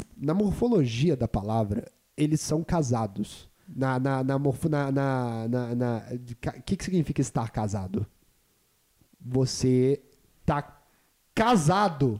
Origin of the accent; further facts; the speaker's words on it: Juiz de Fora, Minas Gerais, Brazil; moved away; Juiz de Fora deu isso pro mundo e deu eu. Deu eu pro mundo também. No, no dia 13 de setembro 1997.